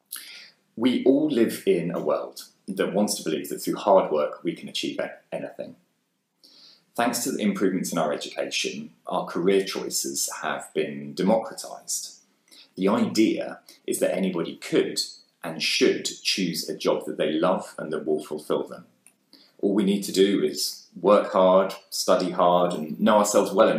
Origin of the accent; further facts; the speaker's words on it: Bishop's Stortford, East of England, United Kingdom; also born or lived in London; I grew up here in Bishops Stortford